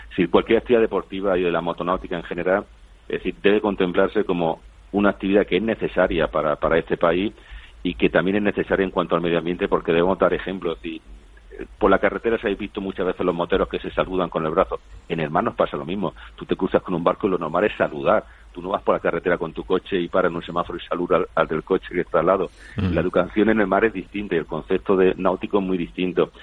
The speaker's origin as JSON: {"language": "Spanish", "town": "San Javier", "region": "Region of Murcia", "country": "Spain", "said": "soy de San Javier, del Mar Menor, de Murcia"}